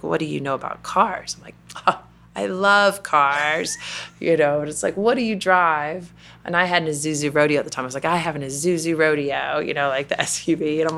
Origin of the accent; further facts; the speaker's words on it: the South, United States; And again, growing up in the South, I would say there's a bit of an expectation